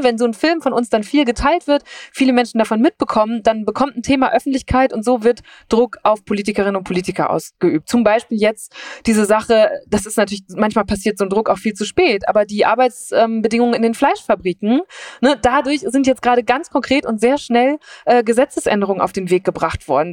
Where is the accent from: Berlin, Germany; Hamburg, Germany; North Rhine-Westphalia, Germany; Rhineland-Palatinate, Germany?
North Rhine-Westphalia, Germany; Münsterland; moved away; ich bin in Nordrhein-Westfalen aufgewachsen, so am Rand, an der Grenze zu Holland